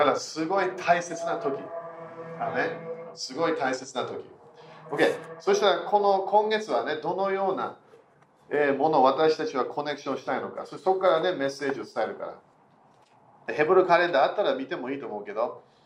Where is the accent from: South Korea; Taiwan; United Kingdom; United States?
United Kingdom; also born or lived in Germany; 私は半分イギリス人半分ドイツ人